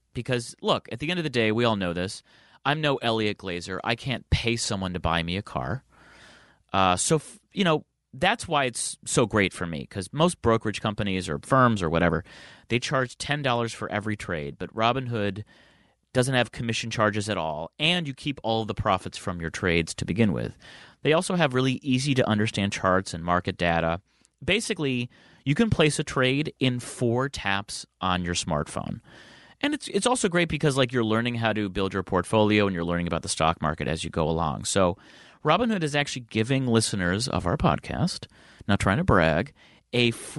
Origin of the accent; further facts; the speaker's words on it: Midwest, United States; but I'm from the Midwest where everyone goes to Cedar Point, which is the America's roller coaster.